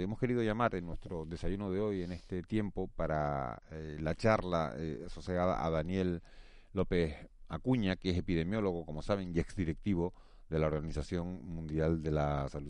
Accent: Canary Islands, Spain; los canarios

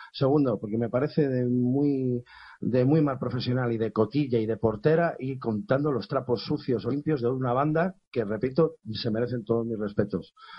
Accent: Spain; aquí en España a lo mejor no estamos muy acostumbrados a que un músico escandalice como yo

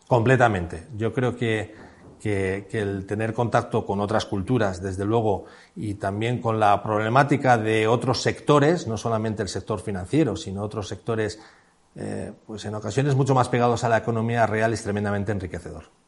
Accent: Madrid, Community of Madrid, Spain; also born or lived in Segovia; yo soy de Madrid y mi, toda mi familia es de Madrid

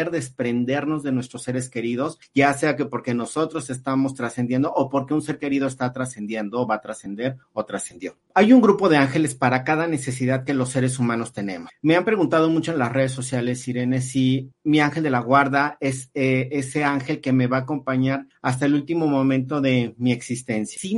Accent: Mexico; nosotros como mexicanos tenemos una gran cultura en estas fechas

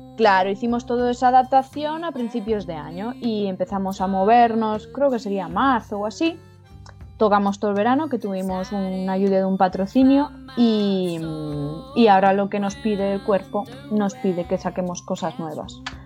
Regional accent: Ibi, Valencian Community, Spain; now in Galicia, Spain; mi corazoncito ibense

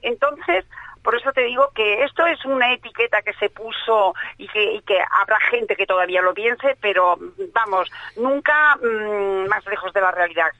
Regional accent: Seville, Andalusia, Spain; now in Catalonia, Spain; cuando llego a mi tierra, yo soy de Sevilla

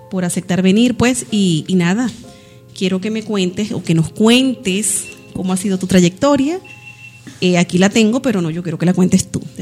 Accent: Medellín, Antioquia, Colombia; now in Valencia, Spain; Soy de Medellín, de la ciudad de la eterna primavera.

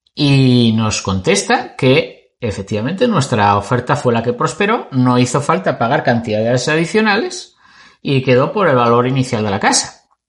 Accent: Spain; somos de España.

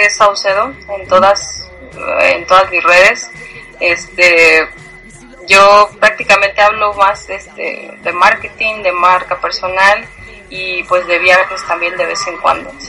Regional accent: Guanajuato, Mexico; also born or lived in Barcelona, Spain; now in Querétaro, Mexico; Soy de Guanajuato. Queretana por elección. Queretana desde corazón.

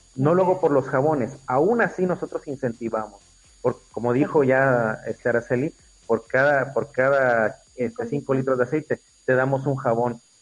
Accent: Mexico; somos mexicanos

